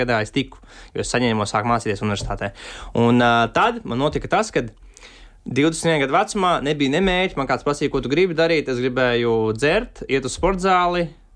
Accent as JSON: {"language": "Latvian", "country": "Latvia", "said": "kur es esmu, no Kalniem, Nīgāns Pagasas salas novads"}